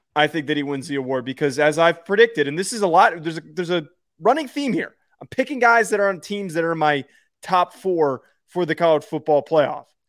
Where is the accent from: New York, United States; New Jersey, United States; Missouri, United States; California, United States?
New Jersey, United States; I'm from New Jersey